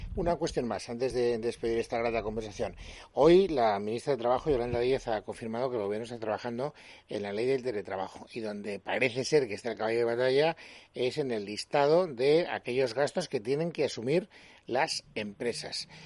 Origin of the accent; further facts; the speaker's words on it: Spain; como los españoles